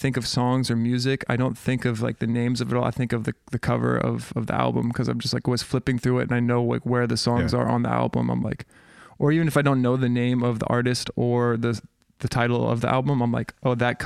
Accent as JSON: {"language": "English", "town": "Portland", "region": "Oregon", "country": "United States", "tie": "born or raised there", "also_born_or_lived": "Germany", "said": "growing up in Portland, the hip hop scene was like really small"}